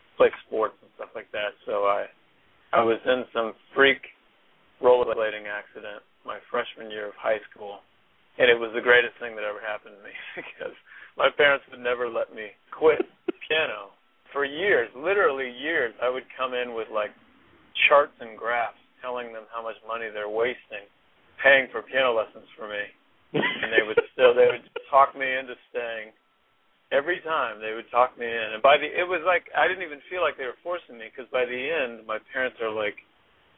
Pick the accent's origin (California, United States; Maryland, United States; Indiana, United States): Indiana, United States; Anderson; I was born in Indianapolis, Indiana. But I actually grew up just up the road in Anderson, Indiana